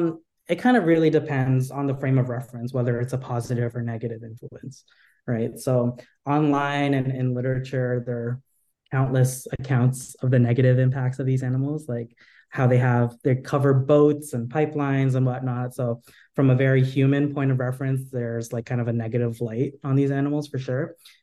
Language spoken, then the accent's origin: English; United States; born there; I'm part of the Philippine diaspora. My ancestors were from the Philippines and I was born here in America.